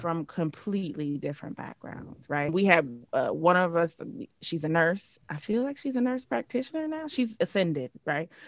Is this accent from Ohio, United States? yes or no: yes; Cincinnati, Ohio, United States; moved away; also born or lived in New Orleans / Atlanta; I'm from Cincinnati, Ohio, um, born and raised